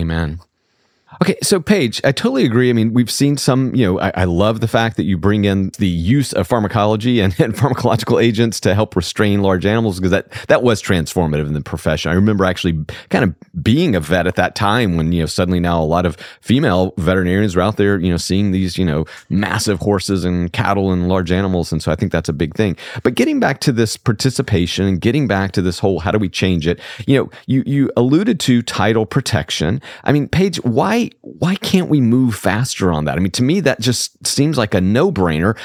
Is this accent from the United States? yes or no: yes; rural Southwest Georgia, United States; I grew up in rural Southwest Georgia